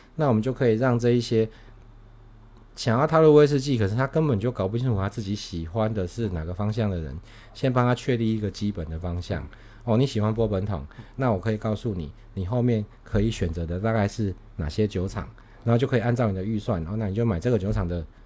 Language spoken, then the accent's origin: Chinese; Taiwan; now in Tainan, Taiwan; 我们台湾人